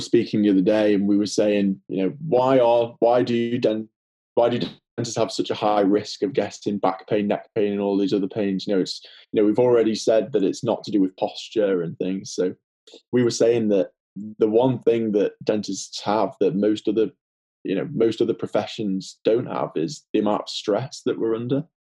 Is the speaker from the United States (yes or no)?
no; the Wirral, near Liverpool, North West England, United Kingdom; accent: Liverpool; I'm in the Wirral actually at the moment, which is just near Liverpool, as you can probably tell from my accent.